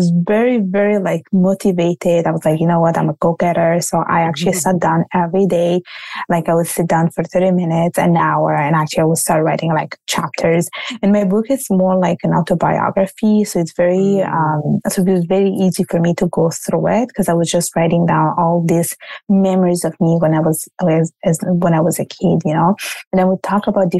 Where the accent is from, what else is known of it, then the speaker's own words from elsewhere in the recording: Italy; accent: Italian; now in Canada; my parents are from Bangladesh and I was born and raised in Italy. Now I live in Canada.